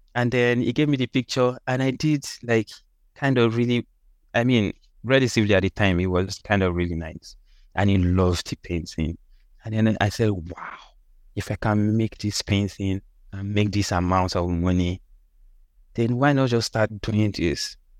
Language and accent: English; Osogbo, Osun, Nigeria; moved away; also born or lived in Lagos, Nigeria; I was born in Lagos. Then we moved out of Lagos, like when I was still young. We moved mm. to Osun State